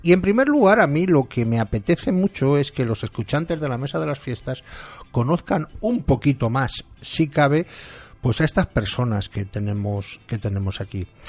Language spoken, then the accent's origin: Spanish; Valencian Community, Spain; nuestras tradiciones, todo aquello que contribuye a que seamos como somos hoy los valencianos